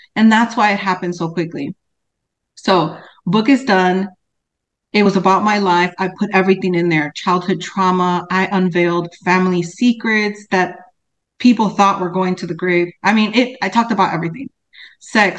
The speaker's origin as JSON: {"language": "English", "town": "Cicero", "region": "Illinois", "country": "United States", "tie": "born or raised there", "said": "I grew up in Cicero, West Side, that's in Chicago, which is a suburb of Chicago"}